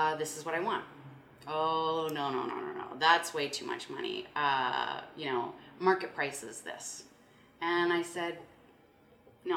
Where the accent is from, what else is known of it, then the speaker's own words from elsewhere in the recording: Saskatoon, Saskatchewan, Canada; we're both from Saskatoon